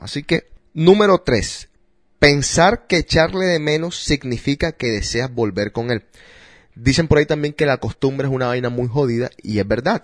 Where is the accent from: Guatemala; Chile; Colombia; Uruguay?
Colombia; now in United States; como colombiano